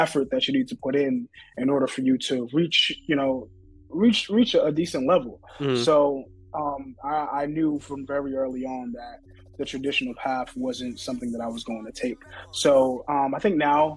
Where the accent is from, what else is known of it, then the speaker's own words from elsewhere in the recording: New York City, New York, United States; Bronx, New York, born and raised